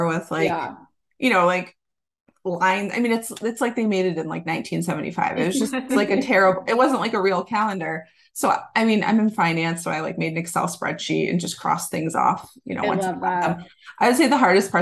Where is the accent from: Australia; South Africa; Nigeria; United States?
United States; Massachusetts; moved away; I am from Massachusetts originally